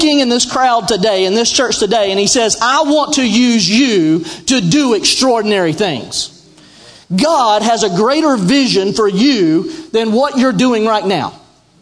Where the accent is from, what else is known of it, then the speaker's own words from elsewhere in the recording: Sandy Cross, Georgia, United States; also born or lived in Franklin Springs, Georgia; I came from Sandy Cross, Georgia